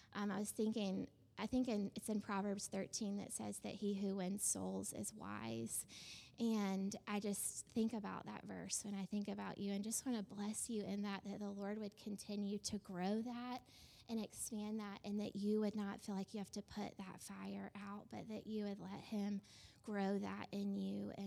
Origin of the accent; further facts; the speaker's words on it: Georgia, United States; moved away as an adult; I was from, like, the South, you know, I was from Georgia